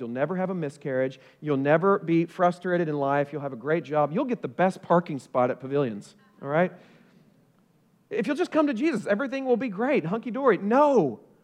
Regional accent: Oklahoma, United States; also born or lived in Ohio; now in Collierville, United States; I grew up in Oklahoma

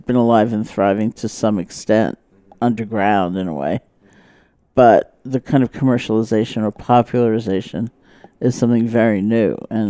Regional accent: New York City, New York, United States; moved away; also born or lived in Barre, Massachusetts; I grew up in New York City. I grew up in Washington Heights near the George Washington Bridge

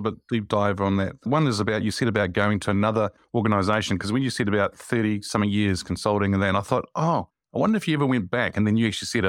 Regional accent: Wellington, New Zealand; I'm actually from Wellington

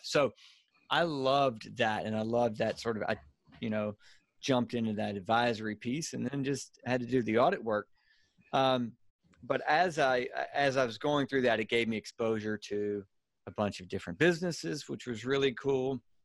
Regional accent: Louisiana, United States; accent: Cajun redneck; now in Birmingham, United States; I'm in Birmingham and from, so I've, uh, from Louisiana, so I've got like a, a, uh, a, a, a, a Cajun redneck accent

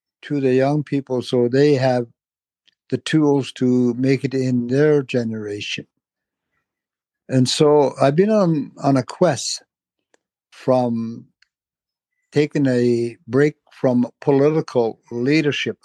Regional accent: Tulita, Northwest Territories, Canada; I am from a small community in the Northwest Territories known as Tolita

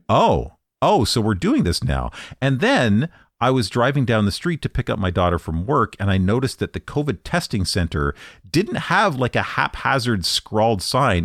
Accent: Canada; I'm Canadian

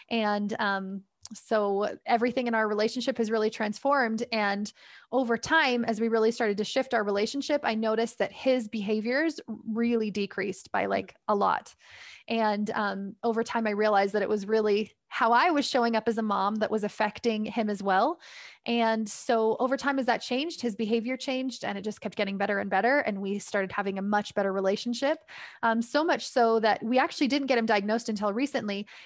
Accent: Canada; I'm from Canada.

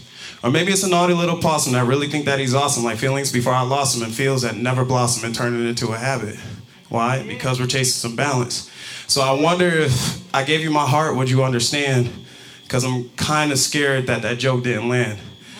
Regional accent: Buffalo, New York, United States; I'm from Buffalo, New York originally. I'm a bit of a nomad.

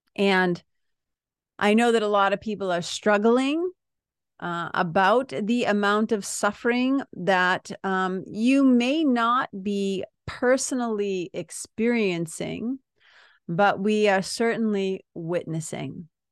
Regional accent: United States; being an American citizen

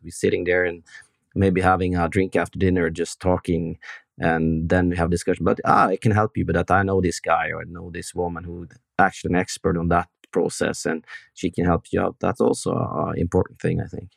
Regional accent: Norway; We, Norwegian guys

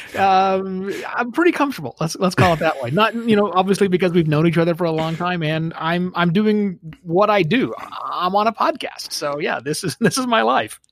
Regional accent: Oklahoma, United States; moved away as an adult; also born or lived in Phoenix; I'm born and raised in Oklahoma.

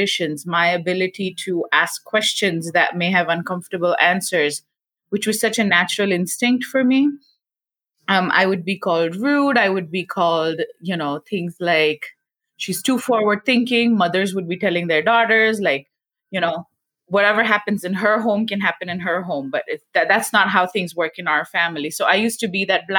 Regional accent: India; moved away as an adult; now in United States; I was born and raised in India. I was 22, 23 when I moved to the US for my doctoral studies.

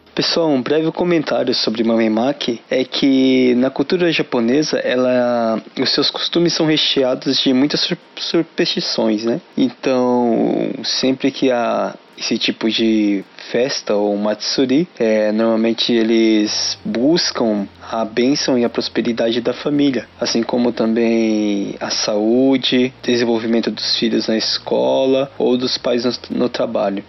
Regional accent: Brazil; nós brasileiros

